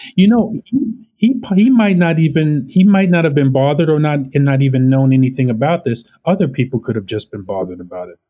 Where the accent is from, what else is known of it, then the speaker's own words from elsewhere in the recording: Orange County, California, United States; moved away as an adult; also born or lived in Brooklyn, New York / Los Angeles; now in New York, United States; I grew up in Orange County